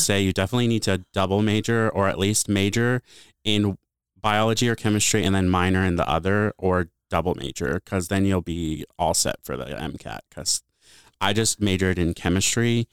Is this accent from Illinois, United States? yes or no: yes; Bloomington, Illinois, United States; moved away; also born or lived in Honolulu, Hawaii / Treasure Island, California; I grew up in Bloomington, Illinois.